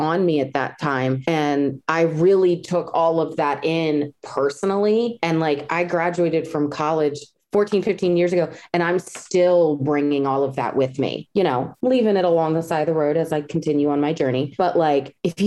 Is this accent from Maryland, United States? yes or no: yes; Maryland, United States; I'm from Maryland and I have a lot of pride in it.